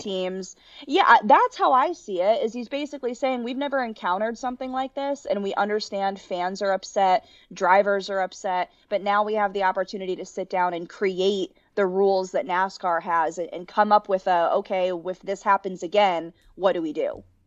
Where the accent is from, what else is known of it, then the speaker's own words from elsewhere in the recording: Connecticut, United States; moved away as an adult; also born or lived in Kentucky; born and raised in Connecticut, grew up going to almost every men and women's basketball game at the University of Connecticut